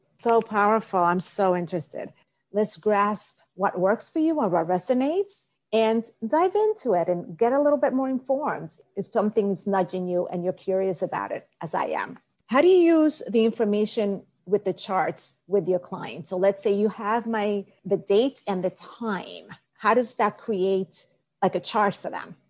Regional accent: Dominican Republic; I was born in Dominican Republic

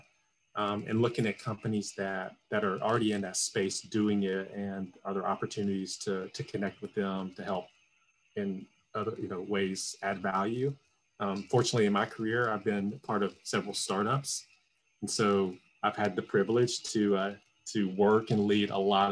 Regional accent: Atlanta, Georgia, United States; moved away; I'm from Atlanta originally

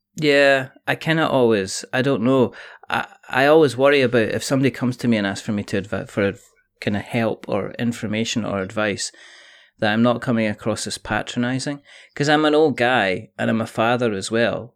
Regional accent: Scotland, United Kingdom; I'm Scottish, which means I could roll my R's

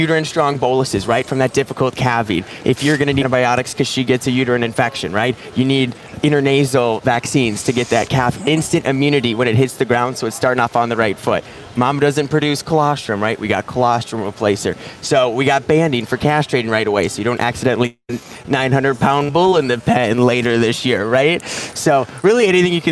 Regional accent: Minnesota, United States; I'm from Minnesota or Minnesota

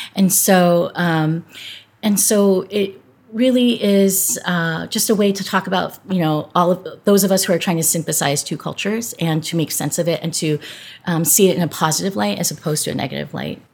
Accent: Southern California, United States; I grew up in Southern California

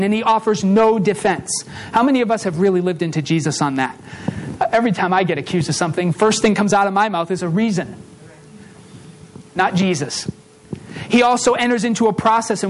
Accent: Massachusetts, United States; I grew up in Massachusetts

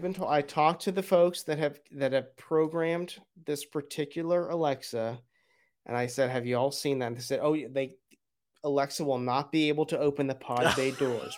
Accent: Broward County, Florida, United States; I grew up in Broward County, down there with you

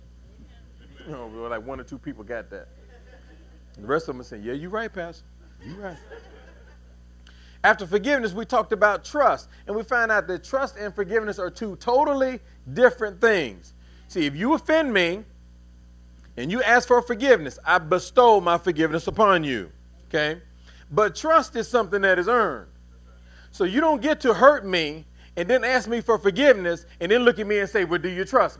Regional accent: Louisville, Kentucky, United States; now in North Carolina, United States; We're both from Louisville, right? Well, I'm from Louisville.

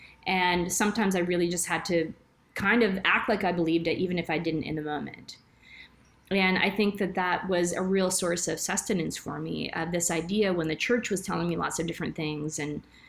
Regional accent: Texas, United States; moved away as an adult; now in Alberta, Canada; I'm from Texas originally, and now I moved to Canada almost 20 years ago

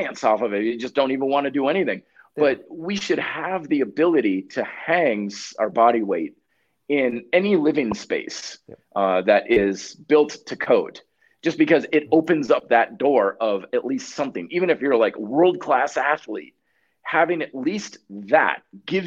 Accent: Vermont, United States; moved away as an adult; now in Colorado, United States; I even stayed living in my hometown of Vermont

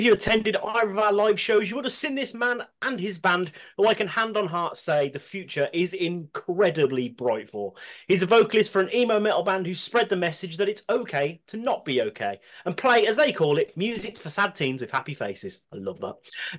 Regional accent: Birmingham, West Midlands, United Kingdom; the bearded Brummy

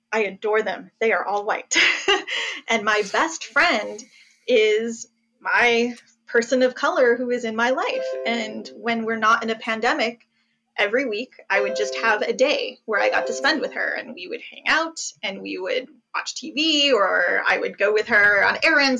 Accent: New Jersey, United States; first language English; I was born in Jersey

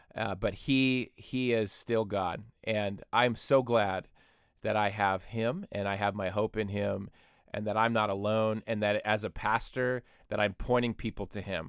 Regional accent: Michigan, United States; moved away; even the Oxford, Michigan shooting, which is in my home state

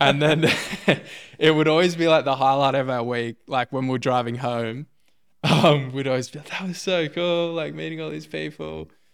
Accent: Melbourne, Victoria, Australia; I was born in Melbourne, Upper Fir Tree Gully, to be specific.

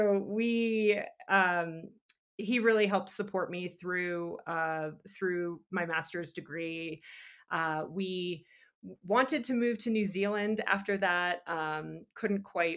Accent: New England, United States; moved away as an adult; now in Park City, United States; growing up in New England

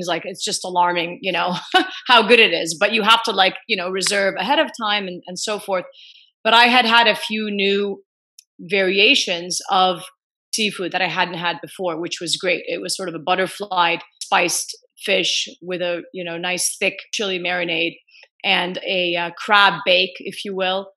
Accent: Eastern Province, Saudi Arabia; moved away; also born or lived in Kuwait / Gaza; So I actually grew up in the Gulf. So I was born in Kuwait and largely lived in Eastern province of Saudi Arabia. And we would summer in Gaza.

